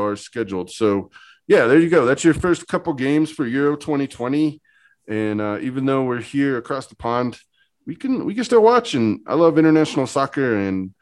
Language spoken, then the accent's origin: English; New Mexico, United States; I'm from New Mexico.